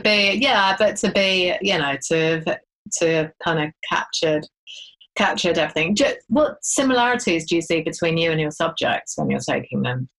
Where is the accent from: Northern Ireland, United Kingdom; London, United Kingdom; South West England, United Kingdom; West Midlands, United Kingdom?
London, United Kingdom; Ealing; I grew up in Ealing